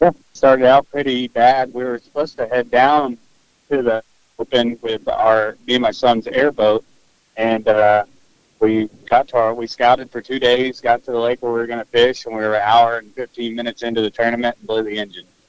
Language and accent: English; Northwest Arkansas, United States; we're from Northwest Arkansas